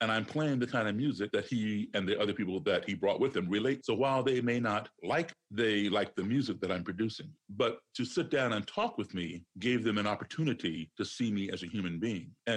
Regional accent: Chicago, Illinois, United States; now in Maryland, United States; I'm not from Maryland. I'm from Chicago originally, but I'm going to start here in Maryland where I live

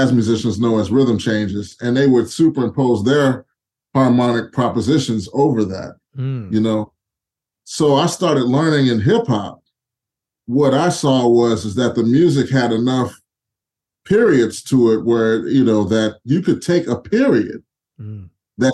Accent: Houston, Texas, United States; I'm from Houston originally.

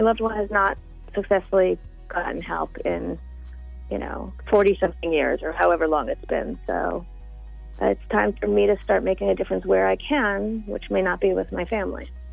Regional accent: Florida, United States; also born or lived in New York; I was born in New York, but I grew up in Florida

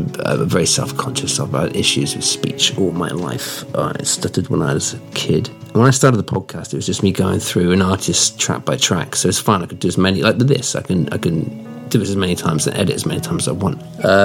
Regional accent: Australia; I'm Australian, mate. I've only got a vocabulary of 120 words.

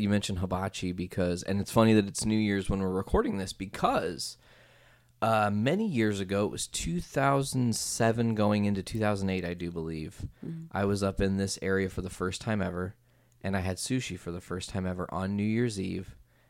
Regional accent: Midwest, United States; And I mean, I'm from the Midwest.

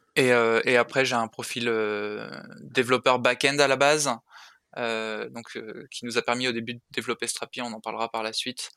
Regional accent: Saint-Raphaël, Provence-Alpes-Côte d'Azur, France; moved away as an adult; also born or lived in Paris; je viens de je viens de Saint-Raphaël

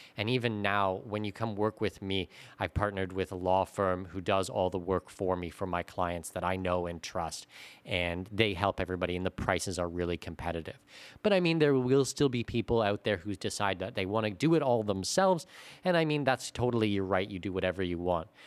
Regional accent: Canada; moved away as an adult; now in Panama; as a Canadian

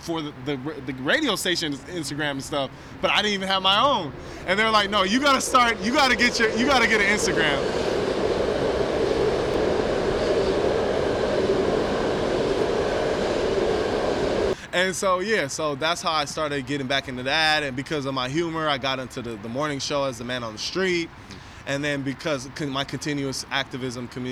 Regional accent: San Francisco, California, United States; born or raised there

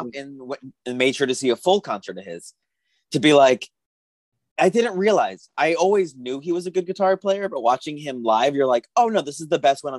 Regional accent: Tucson, Arizona, United States; Like, so I'm from Tucson. So we got a lot of bands coming before they make it, and we never see them again once they make it.

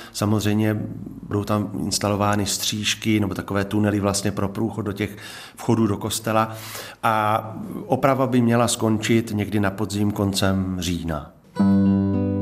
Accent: Brno, South Moravian Region, Czechia; moved away as an adult; now in České Budějovice, Czech Republic; já jsem původem Brňák, rodem

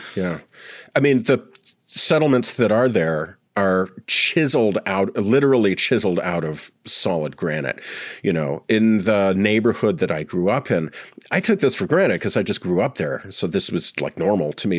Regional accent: Sudbury, Ontario, Canada; moved away; Sudbury, where I grew up

